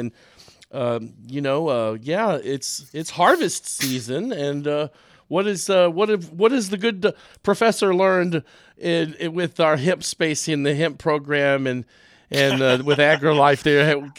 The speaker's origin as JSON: {"language": "English", "region": "Texas", "country": "United States", "tie": "born or raised there", "also_born_or_lived": "Colorado", "said": "I was born in Colorado, raised in Texas"}